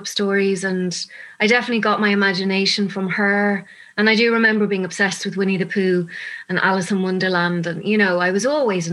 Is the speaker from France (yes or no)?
no; Dublin, Leinster, Ireland; moved away as an adult; also born or lived in London; I'm from Dublin. I lived in London for about 13 years as I was an actress over there, but I'm back 10 years